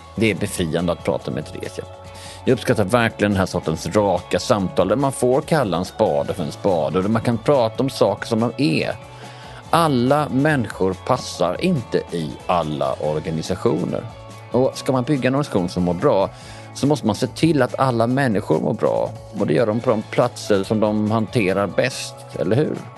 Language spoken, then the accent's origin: Swedish; Bjäre Peninsula, Skåne, Sweden; Jag är ju från Bjärehalvön